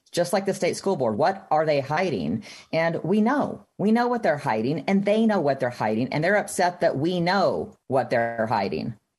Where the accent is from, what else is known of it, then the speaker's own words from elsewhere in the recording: Texas, United States; now in Utah, United States; I grew up in Texas